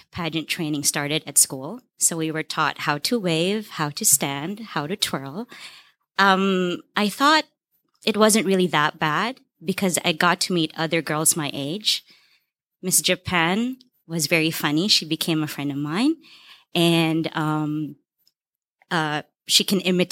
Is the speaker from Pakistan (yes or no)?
no; Philippines; I'm from the Philippines, and the country has a fascination with beauty pageants